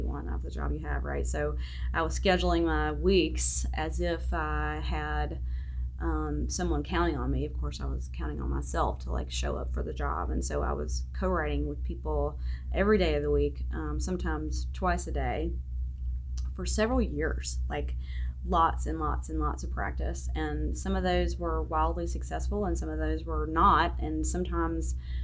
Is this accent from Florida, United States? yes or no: no; South Georgia, United States; accent: southern; also born or lived in New York City, United States; now in Nashville, United States; I'm originally from South Georgia, but I did live in New York for a while, and I still talk like this